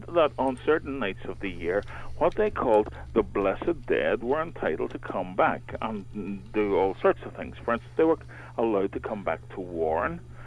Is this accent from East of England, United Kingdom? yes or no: no; Mourne Mountains, County Down, Northern Ireland, United Kingdom; I was brought up in the Mourne Mountains in County Down here